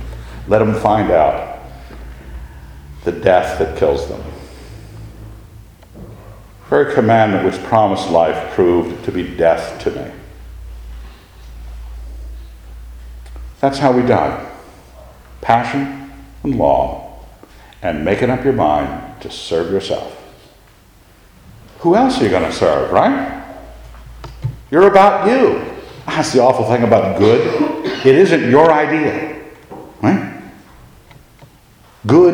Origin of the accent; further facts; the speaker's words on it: United States; I'm an American